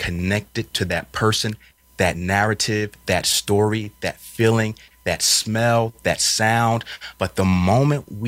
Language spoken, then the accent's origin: English; Philadelphia, Pennsylvania, United States; I was raised up in Philadelphia on North 15th.